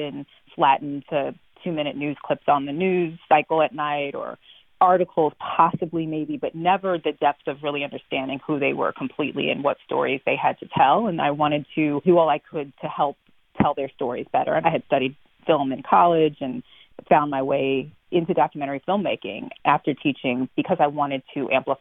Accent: New York City, New York, United States; moved away as an adult; also born or lived in Baton Rouge, Louisiana; now in Louisiana, United States; I'm originally from New York City

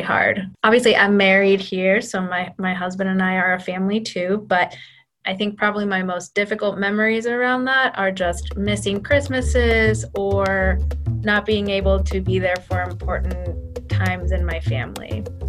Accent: Lima, Peru; moved away as an adult; also born or lived in Michigan, United States; now in Pittsburgh, United States; I am from Lima, Peru, and I was 19 years old when I moved to the US.

